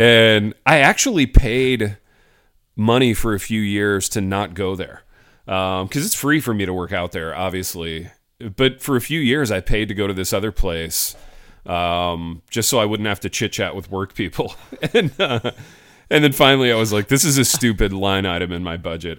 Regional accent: Hartford City, Indiana, United States; I start going to this gym in my hometown. Hartford City, Indiana.

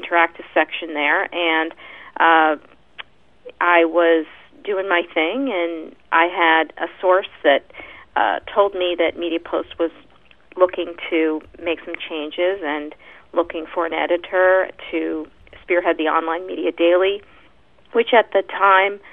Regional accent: Pennsylvania, United States; now in New York, United States; I grew up in Pennsylvania

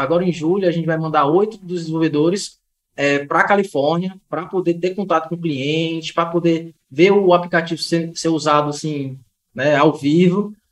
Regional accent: Ceará, Brazil; Gosto da minha terrinha aqui, minha segurança aqui no, no interior

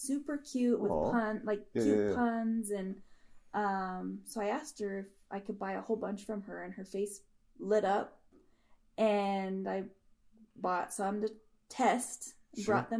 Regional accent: Denver, Colorado, United States; also born or lived in Parker, Colorado; I grew up in Denver, Southwest Denver and Bear Valley.

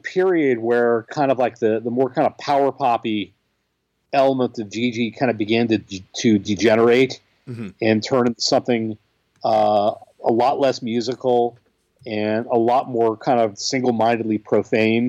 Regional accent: Boston, Massachusetts, United States; I grew up in the Boston area.

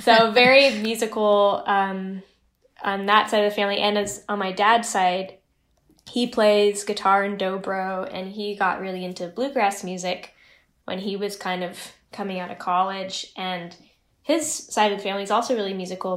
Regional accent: Pacific Northwest, United States; born or raised there; also born or lived in Chico, California

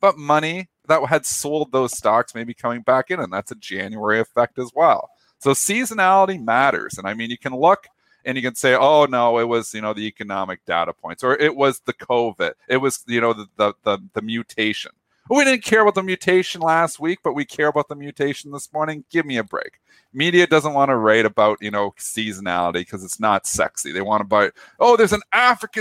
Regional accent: Canada; as a Canadian

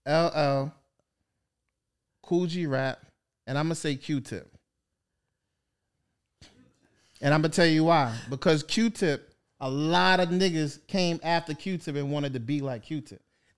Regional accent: New York City, New York, United States; I'm from Queens, man.

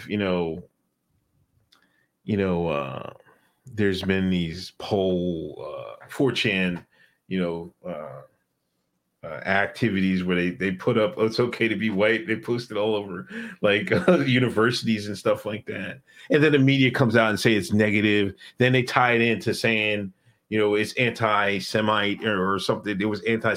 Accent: Exton, Pennsylvania, United States; I grew up in Exton, Pennsylvania.

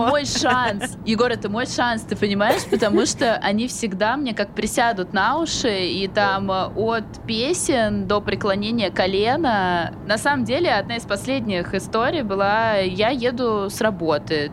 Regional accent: Samara, Samara Oblast, Russia; moved away; я из Самары

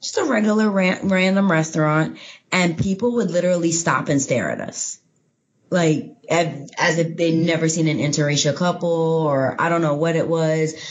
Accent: New York, United States; also born or lived in Fort Lauderdale, Florida / Miami, Florida / Oklahoma; I grew up in New York and in the South Florida, Fort Lauderdale, Miami area

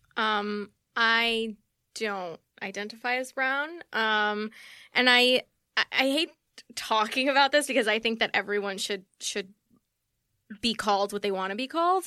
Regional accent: New York City, New York, United States; first language Spanish; English is a second language; I grew up in Queens in a very white neighborhood

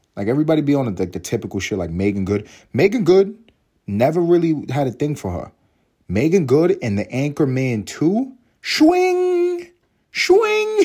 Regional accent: United States; I'm American. Um, I'm happy to be American.

